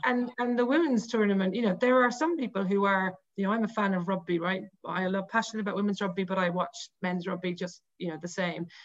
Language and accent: English; Cork, Munster, Ireland; I'm from Cork